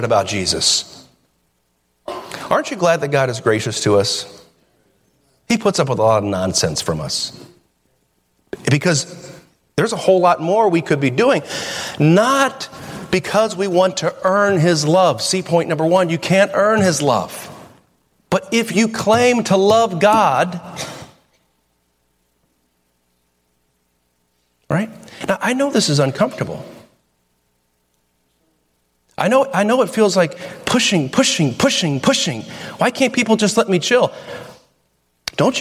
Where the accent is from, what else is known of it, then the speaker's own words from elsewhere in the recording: Toledo, Ohio, United States; we're from Toledo